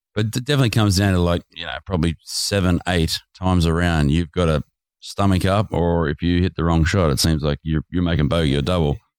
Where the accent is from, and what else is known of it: Australia